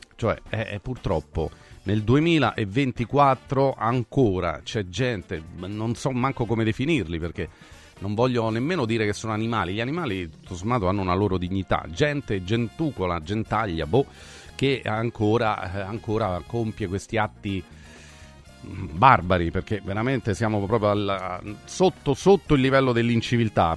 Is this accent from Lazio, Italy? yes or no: yes; Rome, Lazio, Italy; della nostra città